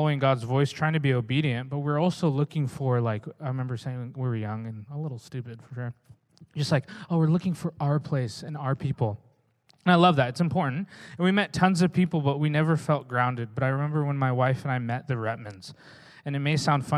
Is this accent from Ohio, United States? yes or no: no; Oregon, United States; also born or lived in Redding, California; now in Newburgh, United States; I'm from Oregon